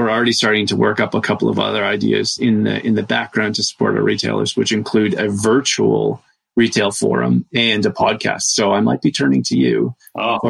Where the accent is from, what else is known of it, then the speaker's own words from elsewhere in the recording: Canada; as a fellow Canadian